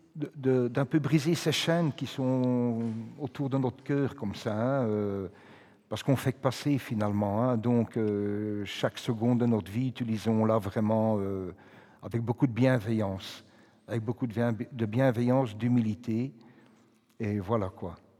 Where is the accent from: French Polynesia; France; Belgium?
Belgium; Brussels, Brussels-Capital Region; quand j'étais à l'école à Saint-Gilles, au collège Saint-Gilles